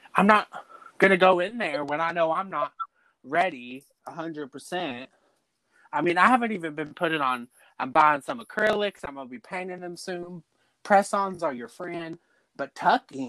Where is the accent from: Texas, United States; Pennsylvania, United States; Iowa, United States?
Texas, United States; Dallas; I'm originally from Dallas. I've been out in the country for 13 years now